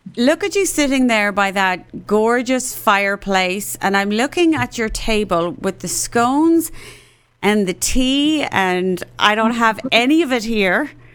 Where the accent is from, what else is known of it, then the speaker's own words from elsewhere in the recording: Cork, Munster, Ireland; moved away as an adult; now in Dallas, United States; I was born and raised in Cork in Ireland, and I've been living in Texas, in Dallas, Texas, since 1996